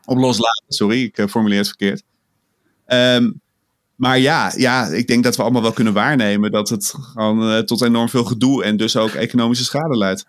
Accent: Amsterdam, North Holland, Netherlands; als geboren en getogen Amsterdammer kon ik er wel mee leven

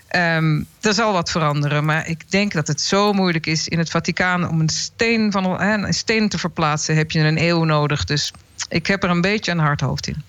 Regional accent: Netherlands; Ik ben ook een Nederlander

